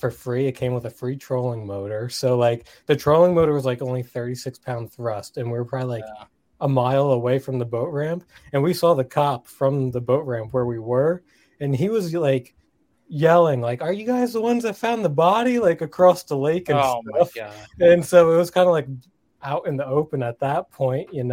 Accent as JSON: {"language": "English", "region": "New Jersey", "country": "United States", "said": "I'm from New Jersey, so we don't really have much big lakes by us"}